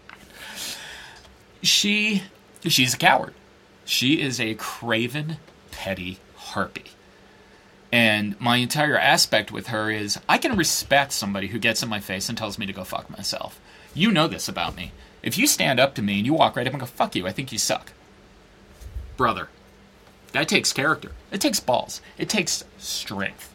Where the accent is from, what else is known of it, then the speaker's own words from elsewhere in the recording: New York, United States; now in Phoenix, United States; I'm from New York. It's a great place.